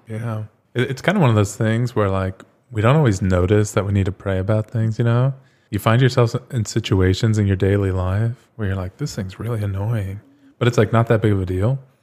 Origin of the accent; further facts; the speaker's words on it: Phoenix, Arizona, United States; moved away as an adult; also born or lived in Pittsburgh / Ohio / Rome / Flagstaff; I'm from Phoenix, born and raised here.